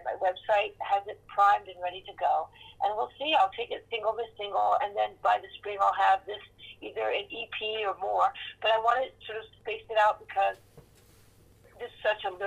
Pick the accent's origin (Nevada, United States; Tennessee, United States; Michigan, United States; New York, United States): New York, United States; moved away as an adult; also born or lived in California; a true born and bred Manhattanite